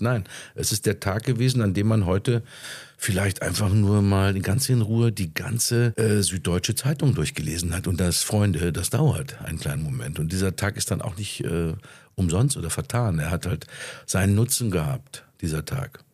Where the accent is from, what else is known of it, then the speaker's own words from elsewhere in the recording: Ruhr area, North Rhine-Westphalia, Germany; Das ist meine Heimat. Hier komme ich her